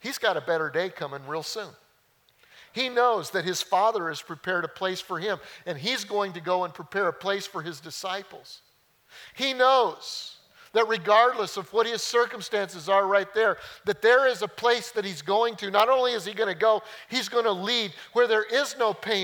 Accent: just outside of Denver, Colorado, United States; now in Mount Pleasant, United States; I grew up in Colorado. Just outside of Denver, hilly.

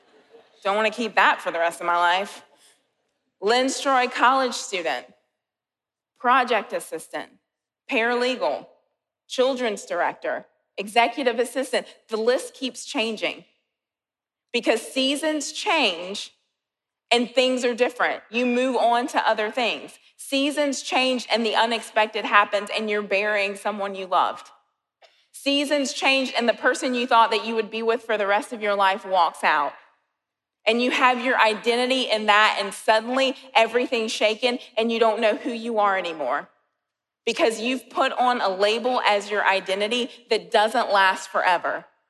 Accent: Colombia; So I'm from Columbia, and last week I went home and I was staying at my parents' house.

